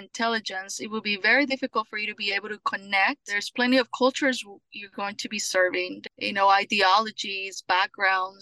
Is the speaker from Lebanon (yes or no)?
no; Colombia; also born or lived in California; now in Houston, United States; I am from Colombia